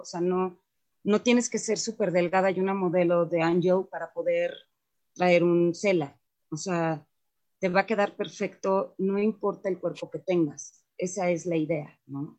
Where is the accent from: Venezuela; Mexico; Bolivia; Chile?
Mexico; todos, absolutamente todos los que participamos en CELA, somos mexicanos